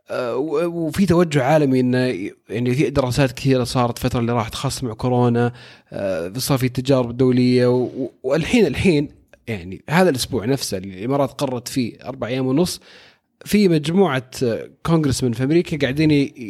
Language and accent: Arabic; Saudi Arabia